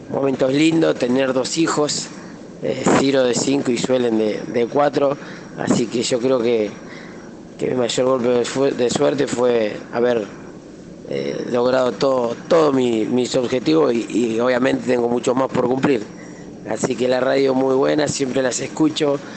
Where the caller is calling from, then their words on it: Claypole, Buenos Aires Province, Argentina; de Claypole